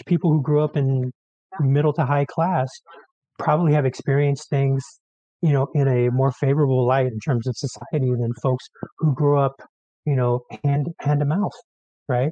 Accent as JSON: {"language": "English", "town": "San Francisco", "region": "California", "country": "United States", "tie": "born or raised there", "moved": "yes", "lives_now": "Mendocino County, United States", "said": "I grew up in San Francisco"}